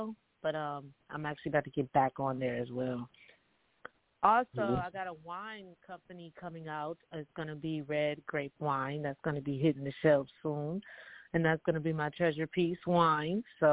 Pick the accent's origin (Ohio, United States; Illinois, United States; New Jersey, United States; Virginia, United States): Ohio, United States; Toledo; I am from Toledo, Ohio. That's where I was born and raised